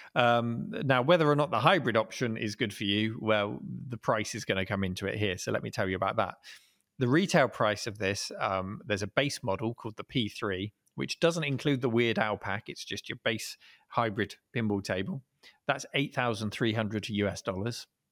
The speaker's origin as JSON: {"language": "English", "town": "Dorchester", "region": "South West England", "country": "United Kingdom", "tie": "born or raised there", "said": "hometown in, uh, a place called Dorchester, down in Dorset on the south coast of England"}